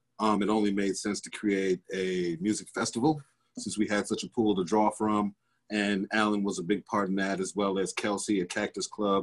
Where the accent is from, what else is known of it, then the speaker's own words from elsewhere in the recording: Milwaukee, Wisconsin, United States; I grew up on Sherman and Good Hope. My parents were both MPS teachers and administrators. So they had to build a house in the city.